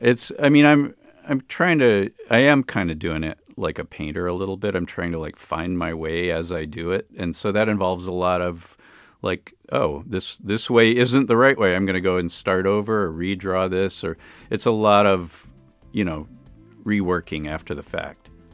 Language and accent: English; Chicago, Illinois, United States; born or raised there; also born or lived in Berkeley; now in Oakland, United States